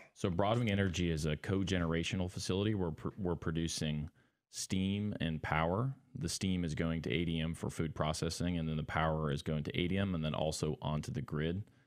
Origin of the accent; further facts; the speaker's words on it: Montana, United States; moved away as an adult; I'm originally from Montana, actually, from a, a, a small farming town as well